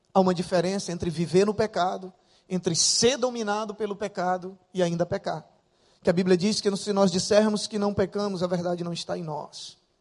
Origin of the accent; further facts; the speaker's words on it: interior of Acre, Brazil; also born or lived in Rio de Janeiro, Brazil; now in Rio Branco, Brazil; eu sou do interior do Acre. E da minha cidade, do interior, pra onde eu nasci, eram vinte e quatro horas de barco. Com doze anos de idade, eu morava lá